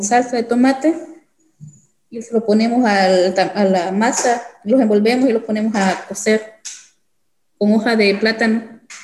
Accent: El Salvador; now in Jefferson City, United States; Soy del El Salvador

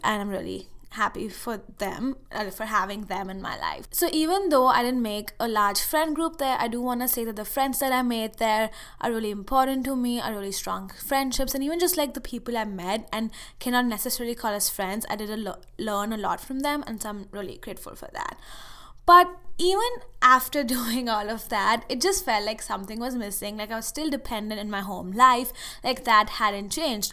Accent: India; moved away as an adult; now in United States; I went to this summer school thing at a university in India for a month

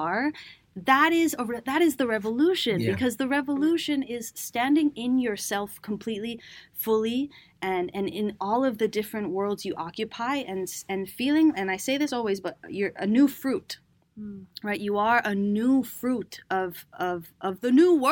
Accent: Cambridge, Massachusetts, United States; also born or lived in Venezuela; now in New York, United States; growing up in Cambridge

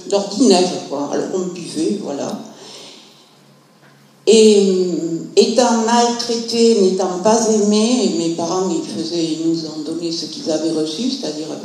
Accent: Montpellier, Occitania, France; je suis de Montpellier, je suis retraitée de l'éducation nationale.

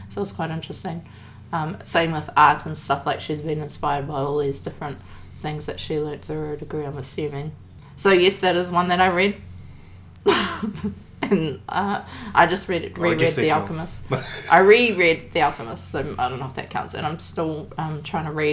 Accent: Papakura, Auckland, New Zealand; We're from... we grew up in Kura.

